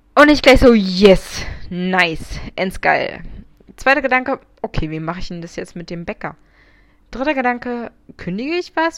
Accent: Munich, Bavaria, Germany; ich bin 24, ich komme aus München

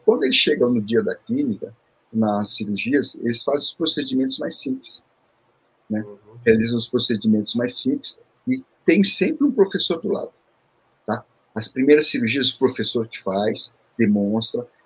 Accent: São Paulo, Brazil; moved away as an adult; also born or lived in Seoul, South Korea; now in Rio de Janeiro, Brazil; É, eu, eu sou coreano. Eu vim com um ah, ano de idade. Ah, então entendi. Eu, então, eu vim com um ano de idade. Aí morei em São Paulo, né? É, uhum. morava em São Paulo.

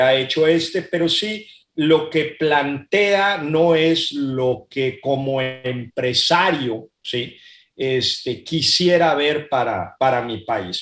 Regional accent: Mexico; also born or lived in Monterrey; soy muy mexicano, este, quiero mucho a mi país

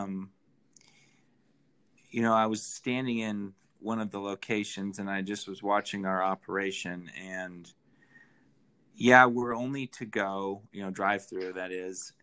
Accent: Idaho, United States; moved away as an adult; now in Salt Lake City, United States; I haven't actually lived here my whole life. I'm originally from Idaho

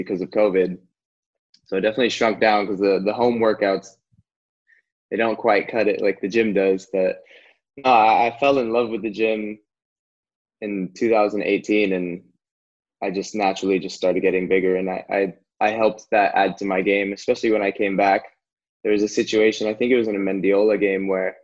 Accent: Orange County, California, United States; I grew up in Orange County

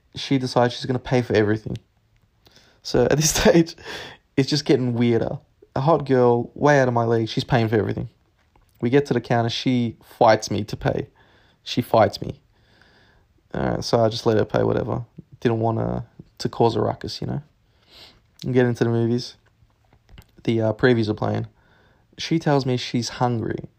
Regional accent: Narre Warren, Victoria, Australia; in Nari Warren. Um, that's southeast of Melbourne

